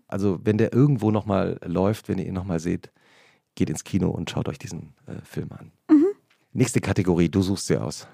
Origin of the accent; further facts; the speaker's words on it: Langgöns, Hesse, Germany; also born or lived in Butzbach; Und ich bin genau an der Grenze aufgewachsen. Ich, also mein Heimatdorf Langgöns liegt noch auf der nördlichen Grenze